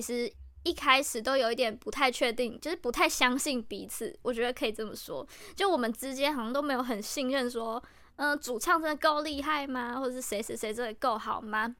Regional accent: Chiayi, Taiwan; 因为我们是嘉义的小孩嘛

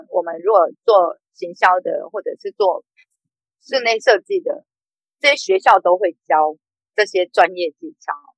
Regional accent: Taichung, Taiwan; moved away; 我是台中人

